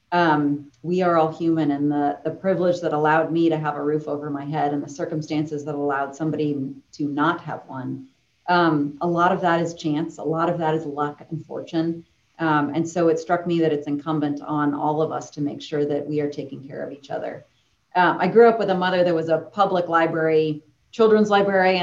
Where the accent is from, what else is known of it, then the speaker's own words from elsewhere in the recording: Boston, Massachusetts, United States; I grew up in Boston, downtown Boston